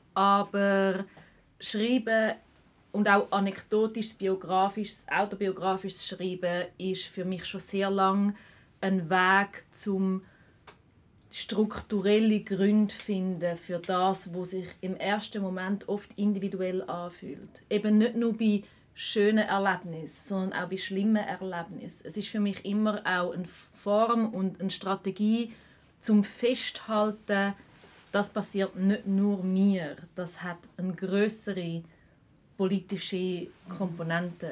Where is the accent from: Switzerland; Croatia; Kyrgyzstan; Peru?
Switzerland; Schaffhausen; now in Zurich, Switzerland; in Zürich, wo ich wohne, aber auch in Schaffhausen, wo ich aufgewachsen bin